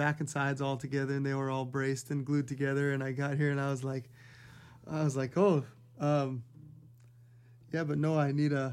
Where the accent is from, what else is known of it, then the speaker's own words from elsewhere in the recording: Hawaii, United States; I'm born and raised in Hawaii